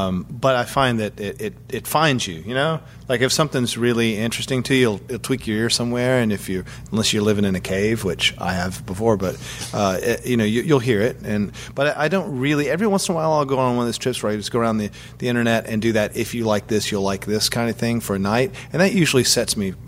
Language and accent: English; Southern United States, United States; You know, and I guess that's just cultural. I'm from the South.